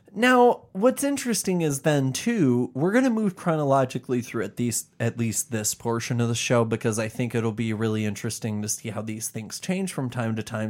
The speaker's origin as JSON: {"language": "English", "town": "Chicago", "region": "Illinois", "country": "United States", "said": "we're from the Chicagoland area"}